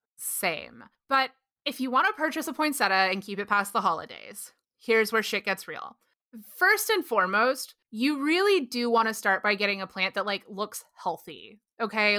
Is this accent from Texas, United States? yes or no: yes; Texas, United States; I grew up in Texas